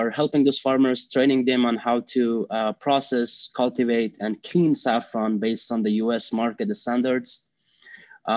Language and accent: English; Afghanistan; English is a second language; moved away as an adult; now in United States; I am originally from Afghanistan. I was raised and born in Afghanistan. I moved to U.S. In 2014 when I was around age 21.